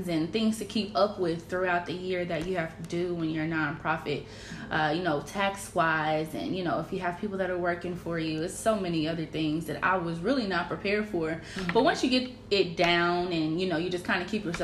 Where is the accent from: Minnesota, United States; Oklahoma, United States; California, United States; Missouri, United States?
Missouri, United States; Kansas City; I grew up here in Kansas City